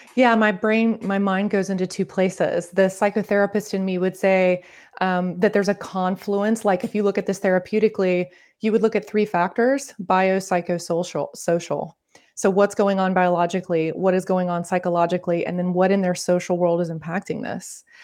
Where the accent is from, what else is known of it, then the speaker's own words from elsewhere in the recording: Northern Florida, United States; accent: Southern; I grew up in the South, I'm from Florida